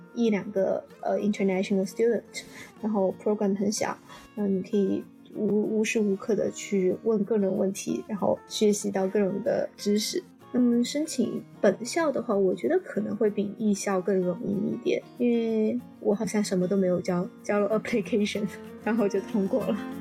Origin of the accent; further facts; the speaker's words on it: Chengdu, Sichuan, China; moved away as an adult; also born or lived in Chicago, United States / Champaign, United States; 作为一个成都人，我连下雪都没看过